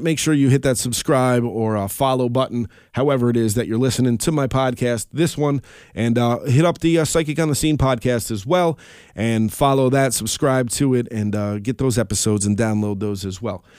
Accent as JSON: {"language": "English", "town": "Albany", "region": "New York", "country": "United States", "said": "we're from the Albany area."}